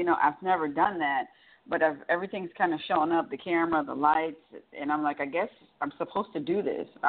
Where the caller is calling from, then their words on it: Atlanta, Georgia, United States; I'm calling from Atlanta.